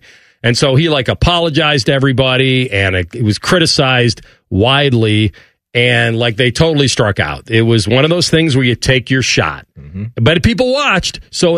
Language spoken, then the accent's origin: English; Chicago, Illinois, United States; the Elegant Farmer is a place that I know growing up in Chicago